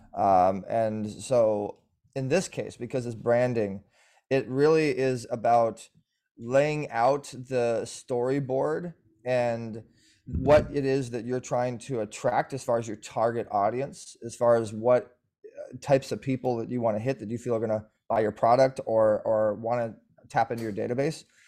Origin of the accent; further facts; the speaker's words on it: Orange County, California, United States; born and raised in, uh, the O C bubble